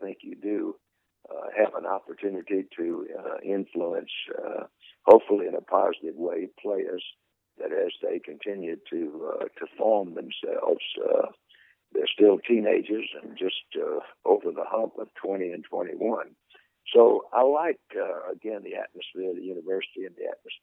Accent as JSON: {"language": "English", "town": "Mobile", "region": "Alabama", "country": "United States", "tie": "born or raised there", "said": "growing up in Mobile"}